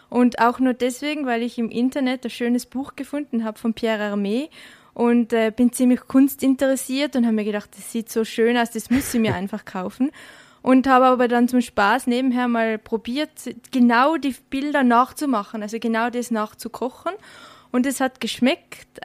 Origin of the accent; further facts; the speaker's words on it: Tyrol, Austria; In Tirol. Mhm. Genau, also habe eigentlich ähm, bin in die Schule gegangen in Tirol, äh, aber die ganzen Sommerferien habe ich in Frankreich bei meiner Oma und mit meiner Familie gemeinsam verbracht.